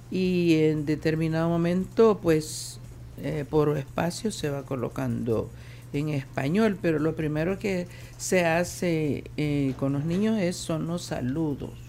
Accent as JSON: {"language": "Spanish", "town": "Izalco", "region": "Sonsonate", "country": "El Salvador", "tie": "born or raised there", "said": "Pero fuera de Santo Domingo, como por ejemplo en mi pueblo Izalco"}